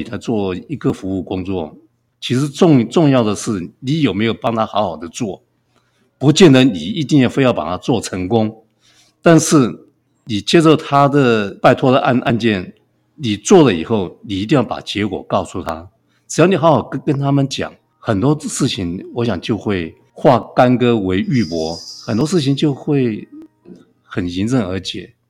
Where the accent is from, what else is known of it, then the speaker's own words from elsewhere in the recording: Kaohsiung, Taiwan; now in Hualien, Taiwan; 那我出生在高雄，当时是叫冈山镇。那冈山是一个空军基地。那我的父亲是是空军啊、呃，我有五个兄弟，还有一个妹妹。军人子弟生活都是很清苦。